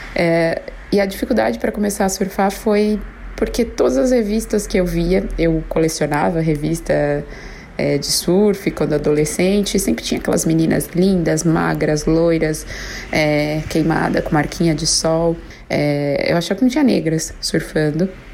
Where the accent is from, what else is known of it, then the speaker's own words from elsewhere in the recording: São Paulo, Brazil; sou de São Paulo